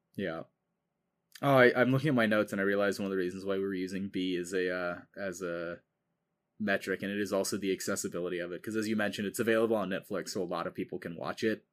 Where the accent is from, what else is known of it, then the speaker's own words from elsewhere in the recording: United States; I am an American who grew up in the American school system